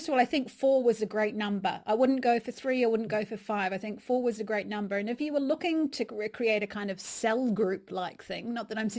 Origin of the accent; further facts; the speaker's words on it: England, United Kingdom; accent: English; I've been wandering with my English accent there.